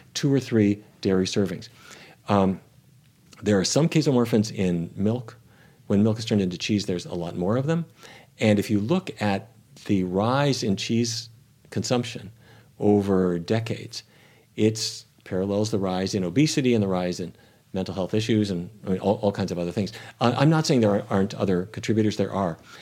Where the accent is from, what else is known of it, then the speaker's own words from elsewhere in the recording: North Dakota, United States; growing up in North Dakota